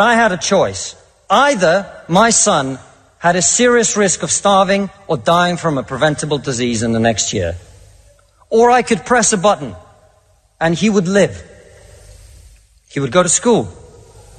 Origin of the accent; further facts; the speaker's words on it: Russia; now in United Kingdom; I come from Russia, which is not a poor country.